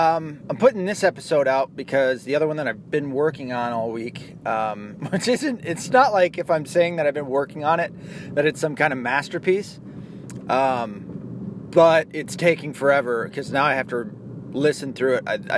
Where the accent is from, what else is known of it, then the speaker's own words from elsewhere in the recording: Tennessee, United States; You'll notice too that my accent, as I've talked about, that I'm from Tennessee and I have zero to no southern accents.